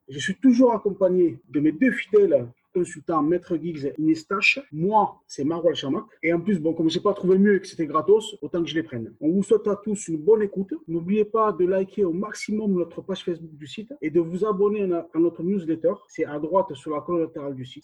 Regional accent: Toulouse, Occitania, France; on vient de Toulouse

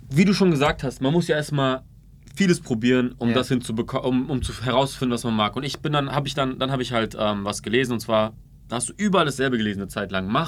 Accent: Ulm, Baden-Württemberg, Germany; Nee, ich komme aus Ulm ursprünglich.

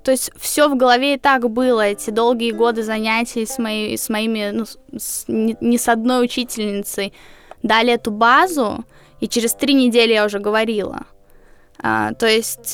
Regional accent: Riga, Latvia; В 40 школе я училась в Риге, я из Риги

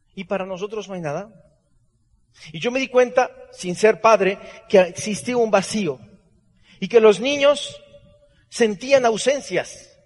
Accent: Hermosillo, Sonora, Mexico; Yo nací en la calle Heriberto Aja y Veracruz, en el centro de Hermosillo, Sonora

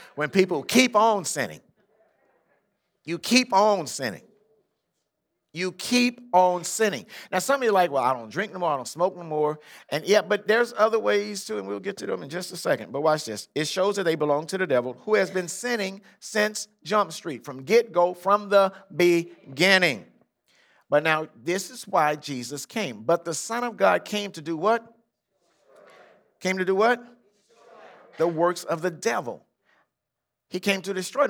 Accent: Compton, California, United States; born or raised there

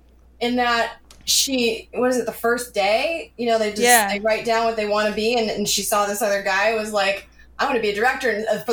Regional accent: Canada; moved away as an adult; also born or lived in Vancouver, British Columbia, Canada / Los Angeles, United States; now in New York City, United States; I'm from a small city in Canada. Ended up in Vancouver, British Columbia, Canada. And then I actually lived in Los Angeles, just down the road from AFI, for 4 years before I moved to New York City.

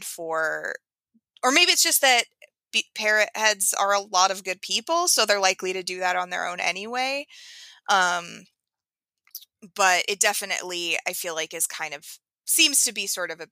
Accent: Oregon, United States; I'm from Oregon, and it's the coast there is, the water is very cold.

